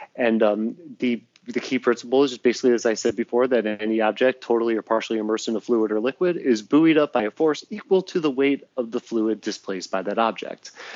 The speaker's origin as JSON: {"language": "English", "town": "Cleveland", "region": "Ohio", "country": "United States", "said": "I'm from Cleveland, but like I lived you know in a suburb that was south of it"}